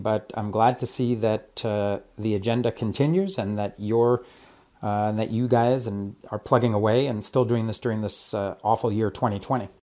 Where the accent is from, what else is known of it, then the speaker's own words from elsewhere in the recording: Montreal, Quebec, Canada; moved away as an adult; now in Toronto, Canada; I came from Montreal, but I came to Toronto in the late 80s uh, to study philosophy and classics at U of T